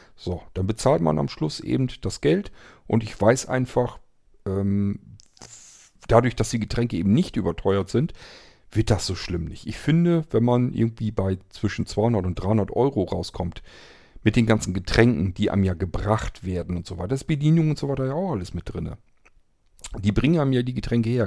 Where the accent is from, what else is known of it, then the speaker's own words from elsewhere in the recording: Germany; bei uns in Deutschland